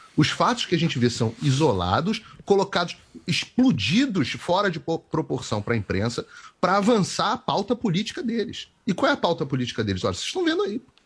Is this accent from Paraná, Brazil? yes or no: no; Rio de Janeiro, Brazil; eu sou carioca, eu sou do Rio